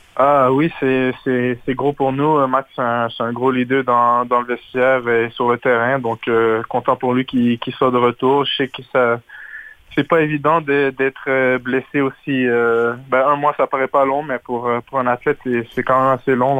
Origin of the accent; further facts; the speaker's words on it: Laval, Quebec, Canada; j'ai grandi à Laval.